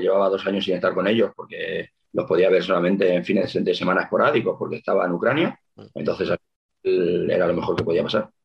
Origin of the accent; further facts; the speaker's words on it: Santa Coloma de Gramenet, Catalonia, Spain; colombiense de nacimiento